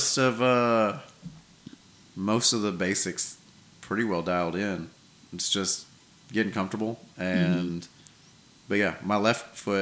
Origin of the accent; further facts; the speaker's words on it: New York, United States; now in Wiregrass region, United States; when I was growing up in New York